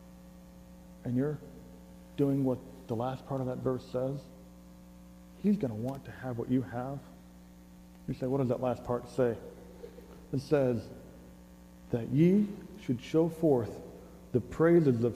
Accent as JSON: {"language": "English", "country": "United States", "also_born_or_lived": "Italy", "moved": "yes", "said": "I'm an American."}